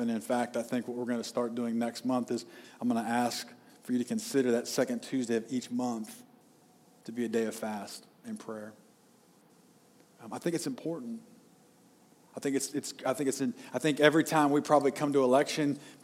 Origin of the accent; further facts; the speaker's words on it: United States; as American citizens